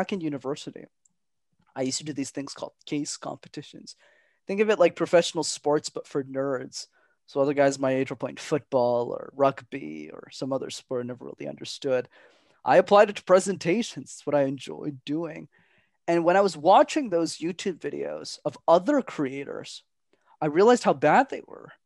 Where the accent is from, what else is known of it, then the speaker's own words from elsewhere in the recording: Montreal, Quebec, Canada; my parents were factory workers, minimum wage, growing up in Montreal